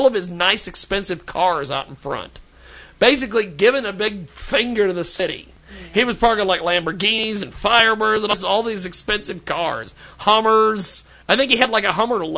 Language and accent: English; McPherson, Kansas, United States; we're from McPherson